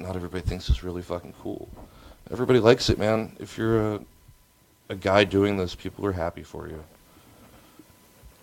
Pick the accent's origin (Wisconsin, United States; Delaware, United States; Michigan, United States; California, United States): Delaware, United States; now in Los Angeles, United States; I'm from Delaware